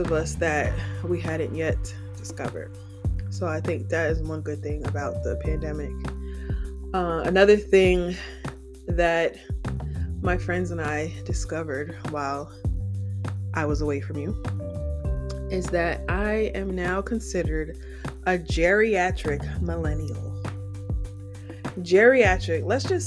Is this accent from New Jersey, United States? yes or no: yes; Piscataway, New Jersey, United States; We call each other townies because we're from Piscataway